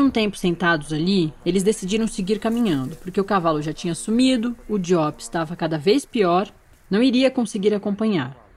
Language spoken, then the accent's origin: Portuguese; São Paulo, Brazil; moved away as an adult; now in Brasília, Brazil; eu sou de São Paulo, da capital. Nascida na Avenida Paulista e criada na Vila Maria